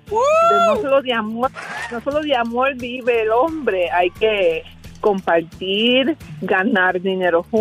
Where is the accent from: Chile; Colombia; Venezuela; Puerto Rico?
Puerto Rico; moved away as an adult; now in New Mexico, United States; soy puertorriqueña